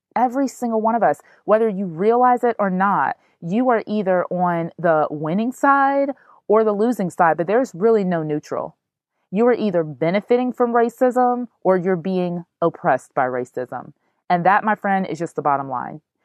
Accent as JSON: {"language": "English", "country": "United States", "said": "I am an African American woman."}